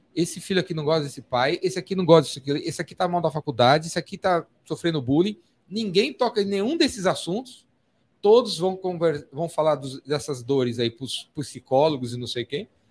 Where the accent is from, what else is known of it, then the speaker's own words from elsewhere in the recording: São Paulo, Brazil; Eu sou de São Paulo, paulistano